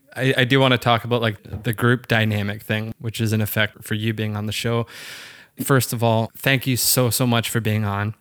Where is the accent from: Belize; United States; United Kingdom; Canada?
Canada; Waterloo, Ontario; moved away; I'm from Waterloo, Ontario.